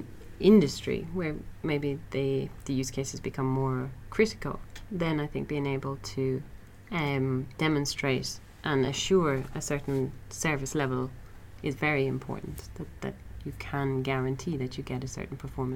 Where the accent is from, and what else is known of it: Ireland